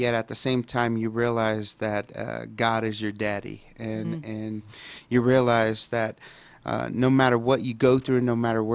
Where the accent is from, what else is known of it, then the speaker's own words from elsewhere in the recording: Dallas, Texas, United States; I grew up in Dallas, Texas, and in a pretty, bad neighborhood at the time, and It was Oak Cliff